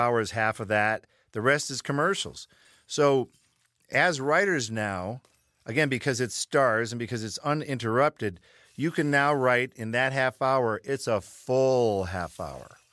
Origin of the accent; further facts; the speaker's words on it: Michigan, United States; We're all from Michigan.